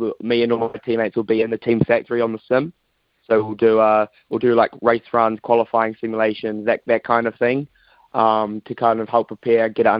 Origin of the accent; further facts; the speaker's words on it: New Zealand; also born or lived in United Kingdom; being a Kiwi over there in the UK